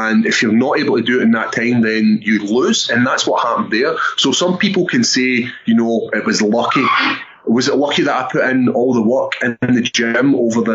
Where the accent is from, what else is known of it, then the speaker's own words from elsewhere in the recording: Airdrie, Scotland, United Kingdom; being Scottish